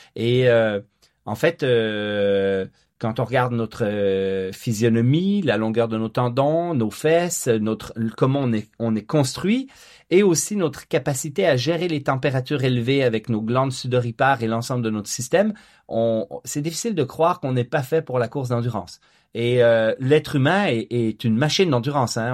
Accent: Quebec, Canada; also born or lived in Franches-Montagnes, Switzerland; j'ai grandi en Suisse la première partie de ma vie jusqu'à 10 ans avant d'émigrer au Québec.

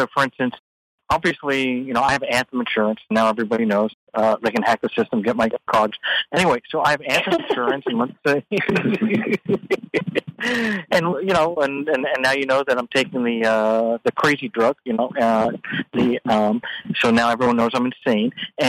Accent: United States; I'm an American

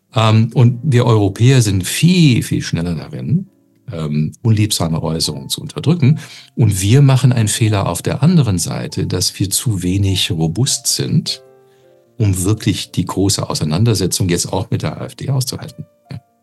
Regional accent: Canada; now in Germany; als Kanadier

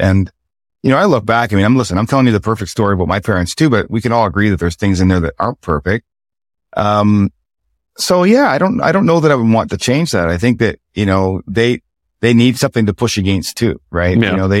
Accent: the Maritimes, Canada; You know, my truth was growing up in the Maritimes, you know, there was a lot of poor people

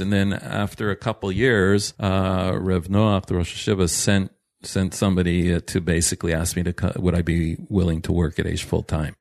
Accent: Toronto, Ontario, Canada; moved away as an adult; now in Israel; I'm, uh, originally from Toronto. I grew up there.

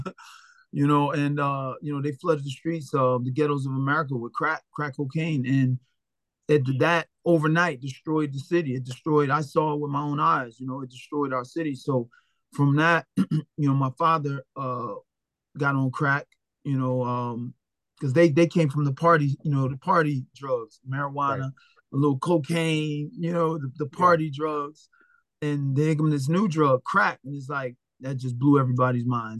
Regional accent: Philadelphia, Pennsylvania, United States; i was raised with my mom and my dad in the same household so you know it was great in north philadelphia

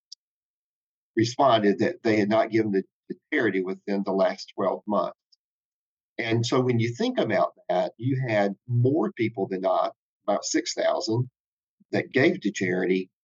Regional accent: South Carolina, United States; moved away; also born or lived in Charlotte; growing up in South Carolina

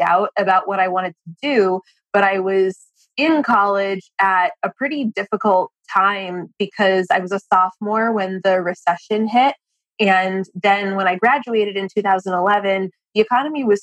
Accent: Boston, Massachusetts, United States; moved away as an adult; now in Washington, D.C., United States; I grew up in Boston, not far from Brandeis, but when I was 18, I moved to D.C. to go to college at CUA.

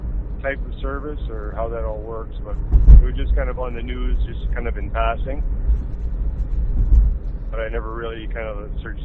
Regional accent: New Brunswick, Canada; Mind you, we came from New Brunswick

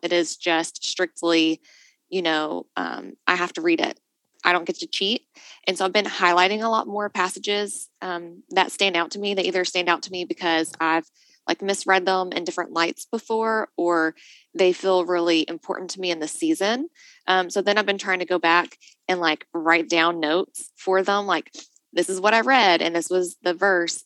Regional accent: Nashville, Tennessee, United States; moved away; also born or lived in Chattanooga; I come from Nashville originally

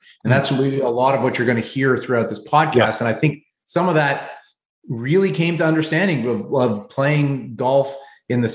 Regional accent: Canada; moved away as an adult; now in New York City, United States; moving as a Canadian to the US

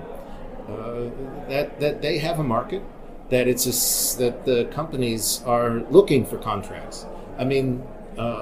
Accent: Wyoming, United States; I grew up in Wyoming.

